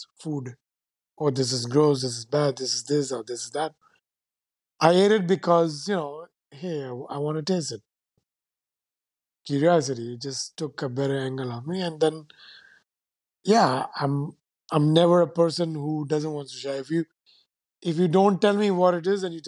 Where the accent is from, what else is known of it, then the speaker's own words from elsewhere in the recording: Ulhasnagar, Maharashtra, India; first language Sindhi; English is a second language; moved away as an adult; also born or lived in Caribbean; where I grew up, Ulhasnagar, it's heavy, dense Sindhi population